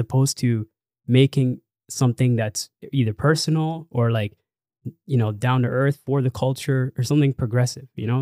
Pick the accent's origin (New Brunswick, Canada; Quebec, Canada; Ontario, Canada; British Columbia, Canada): Ontario, Canada; Toronto; we're from Toronto